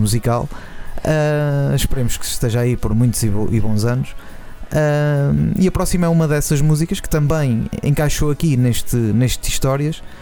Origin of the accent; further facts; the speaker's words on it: Nazaré, Oeste, Portugal; eu sou da Nazaré